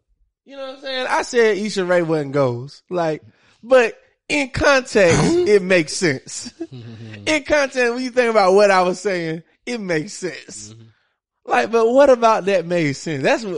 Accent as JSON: {"language": "English", "town": "Monroe", "region": "Georgia", "country": "United States", "also_born_or_lived": "Athens, Georgia", "said": "I'm from Monroe. I went to school, high school in Athens."}